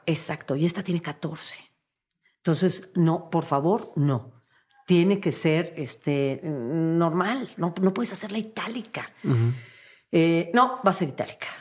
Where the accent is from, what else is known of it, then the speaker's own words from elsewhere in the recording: Mexico; como mexicana